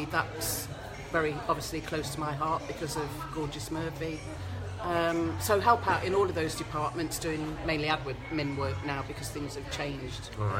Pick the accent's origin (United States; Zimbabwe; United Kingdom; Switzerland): United Kingdom; West Bridgford, East Midlands; moved away as an adult; now in Gloucester, United Kingdom; I grew up in West Bridgford, Nottingham.